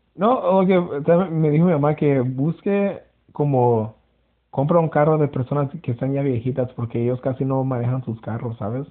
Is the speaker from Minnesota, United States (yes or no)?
no; California, United States; yo somos de California y crecimos con como todos tipos de como comida